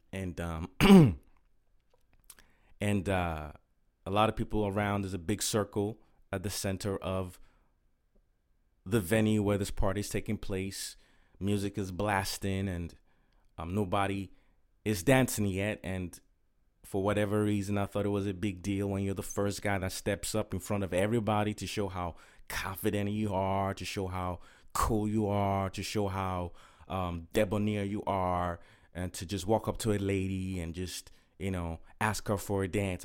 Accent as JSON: {"language": "English", "country": "Nigeria", "tie": "born or raised there", "also_born_or_lived": "Inglewood, California / Okrika, Rivers State, Nigeria", "moved": "as an adult", "said": "my parents moved back to Nigeria, and, uh, I was raised there for nineteen years."}